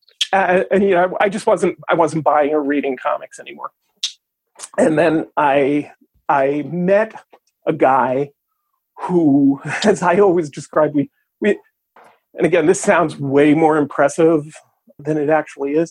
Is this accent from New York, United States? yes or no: yes; New York City, New York, United States; I was born and raised in Brooklyn